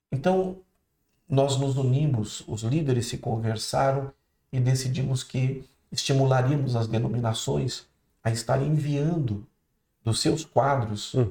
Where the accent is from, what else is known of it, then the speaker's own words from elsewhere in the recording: Santa Isabel, Brazil; quando eu era criança, em Santa Isabel